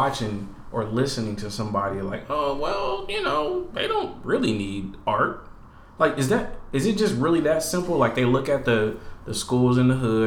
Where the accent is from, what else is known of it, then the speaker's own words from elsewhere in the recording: Portland, Oregon, United States; I grew up in Northeast, right off Alberta